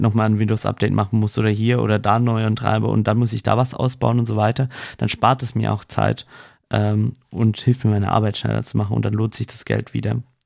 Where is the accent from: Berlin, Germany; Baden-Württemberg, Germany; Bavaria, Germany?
Baden-Württemberg, Germany; Swabia; ich als Schwabe